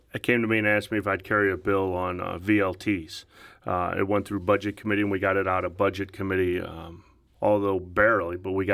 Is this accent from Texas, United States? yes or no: no; St. Louis, Missouri, United States; Well, I grew up in South County. And everybody from St. Louis wants to know what high school. I went to Lindbergh High School